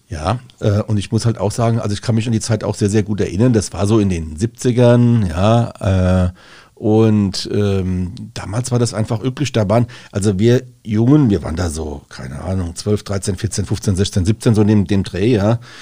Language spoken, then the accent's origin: German; Rhenish Hesse, Rhineland-Palatinate, Germany; bei uns in Rheinhessen